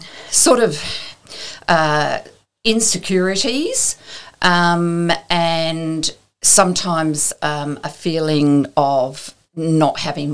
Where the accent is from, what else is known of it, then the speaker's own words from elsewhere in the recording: Townsville, Queensland, Australia; also born or lived in Magnetic Island; I was born in Townsville, and my parents lived, my adopted parents, lived on Magnetic Island.